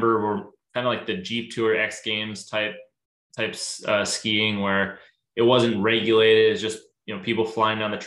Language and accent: English; near Kelowna, British Columbia, Canada; now in Seattle area, United States; I grew up in Canada. I grew up in a town near Kelowna, BC, and the ski hill we grew up skiing at was called Big White